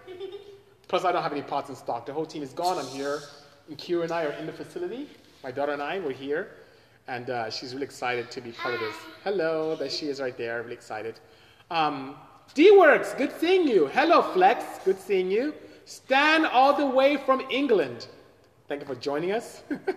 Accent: Nigeria; moved away as an adult; now in United States; I am from Nigeria, came here as a student, two suitcases in the late 80s, 89 to be exact

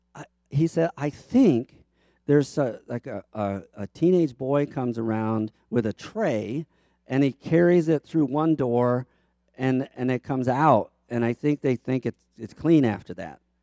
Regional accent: Baltimore, Maryland, United States; moved away; also born or lived in Chicago; I am from Baltimore

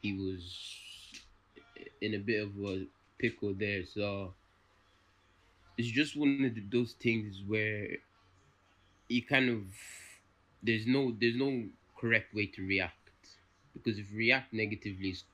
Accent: Ireland; I was born in Ireland.

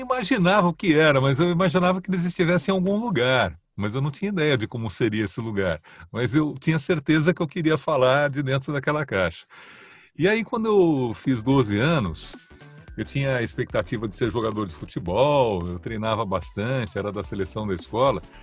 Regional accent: São Paulo, Brazil; Nasci em São Paulo, capital, perto da Juscelino Kubitschek, no Itainha

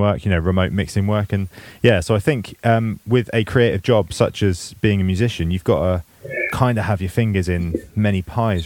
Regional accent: England, United Kingdom; being English

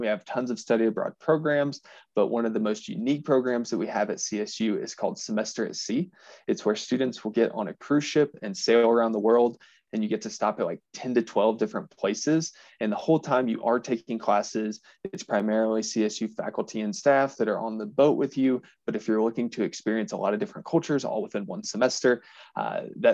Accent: Southeast Missouri, United States; moved away as an adult; also born or lived in Western Kentucky; now in Fort Collins, United States; I'm originally from Southeast Missouri

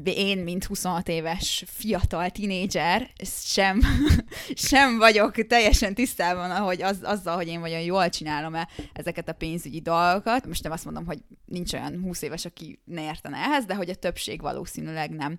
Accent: Hungary

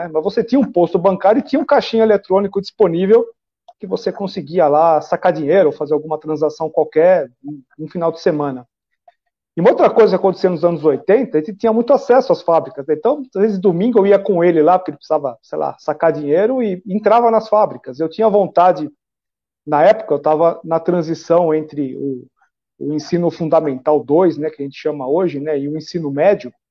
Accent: São Bernardo do Campo, São Paulo, Brazil; Eu nasci em São Paulo, é, é. mas eu fui criado desde os cinco anos de idade em São Bernardo do Campo.

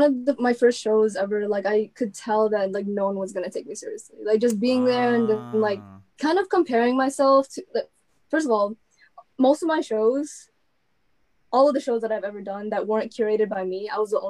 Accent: Yonkers, New York, United States; moved away; So the thing about Yonkers and then like New York City, it's debatable because we feel like we're part of the boroughs, but we're not considered technically

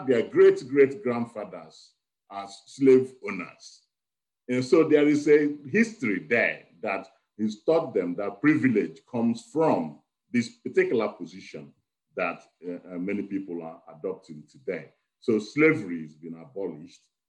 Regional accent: Nigeria; moved away as an adult; now in Wales, United Kingdom; I am originally Nigerian. I've lived in Wales for over 35 years, 40 years

